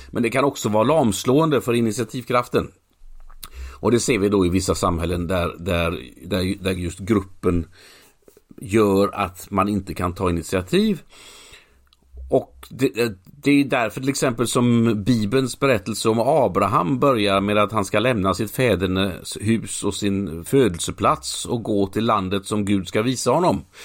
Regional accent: Mölnlycke, Västra Götaland, Sweden; Mölnlycke där jag är uppvuxen

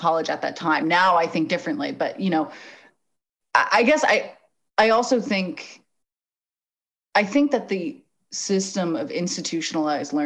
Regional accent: Los Angeles, California, United States; also born or lived in Arizona; I'm white and I'm from Los Angeles. I went to a nice high school.

